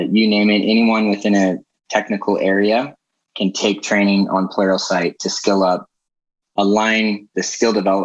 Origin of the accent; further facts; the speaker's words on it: Ione, California, United States; moved away as an adult; now in Utah, United States; come from a small town just outside of Sacramento. Ione, California, in Amador County